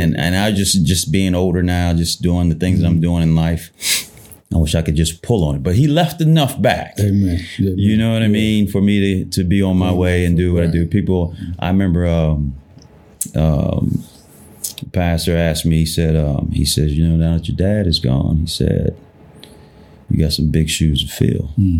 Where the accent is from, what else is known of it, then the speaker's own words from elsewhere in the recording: Columbus, United States; It was interesting, to say the least.